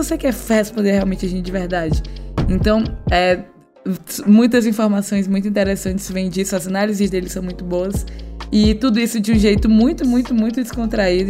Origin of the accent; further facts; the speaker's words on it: Piauí, Brazil; foi minha infância no Piauí